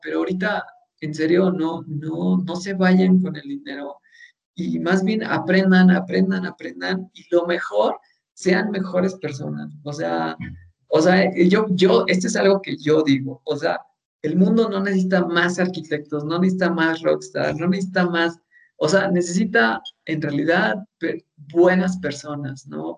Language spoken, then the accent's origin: Spanish; Mexico; nosotros como mexicanos